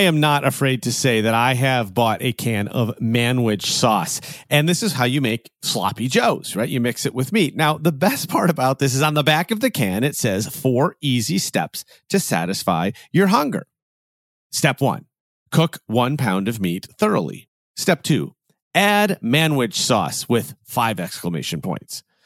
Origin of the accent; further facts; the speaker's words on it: Chicago, Illinois, United States; I'm a Chicagoan